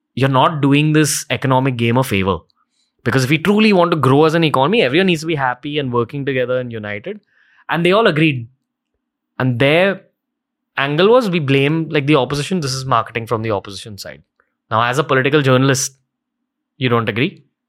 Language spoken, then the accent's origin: English; India; a Hindu young entrepreneur born into upper middle class India